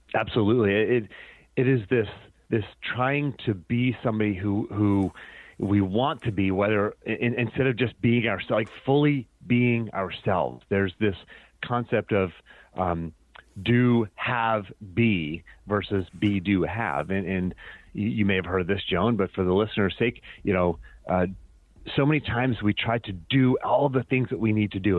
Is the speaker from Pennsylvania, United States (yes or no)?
yes; Pennsylvania, United States; moved away; also born or lived in Virginia; growing up in Pennsylvania.